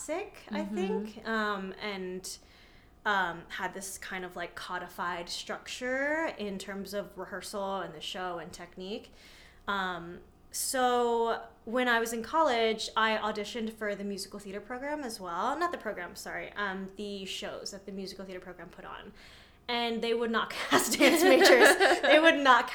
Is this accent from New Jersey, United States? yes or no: yes; New Jersey, United States; also born or lived in New York City; I was back and forth between New York and New Jersey